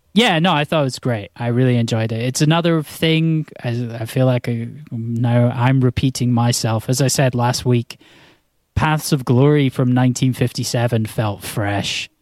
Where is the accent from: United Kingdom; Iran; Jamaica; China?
United Kingdom; Scotland; I'm from Scotland